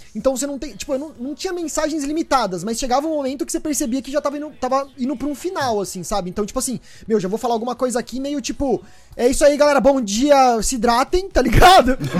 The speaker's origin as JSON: {"language": "Portuguese", "region": "São Paulo", "country": "Brazil", "said": "eu sou de São Paulo, eu tenho 26 anos"}